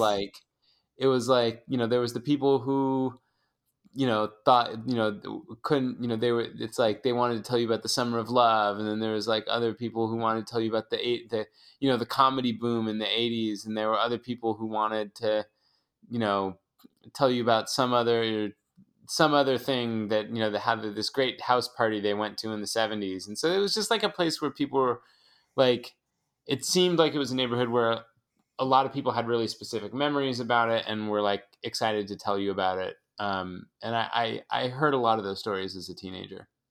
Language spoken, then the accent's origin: English; San Francisco, California, United States; I'm from Haight Ashbury. I'm from the same block that the famous …, …, … house is on.